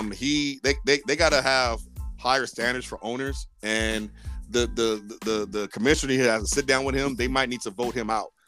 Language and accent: English; Southern California, United States; I'm from Southern Cali.